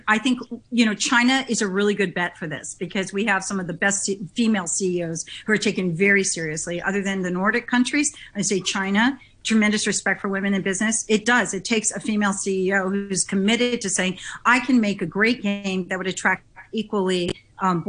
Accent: Tokyo, Japan; moved away; I remember growing up in Japan, I grew up in Tokyo

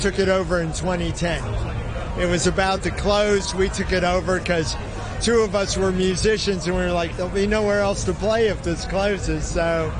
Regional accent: Cleveland, Ohio, United States; I'm from Cleveland, Ohio.

